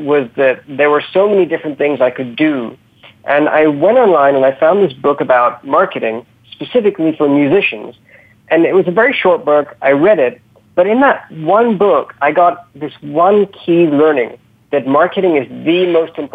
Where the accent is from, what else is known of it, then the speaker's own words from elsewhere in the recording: United Kingdom; also born or lived in Africa; I'm born in the UK. I'm brought up in the UK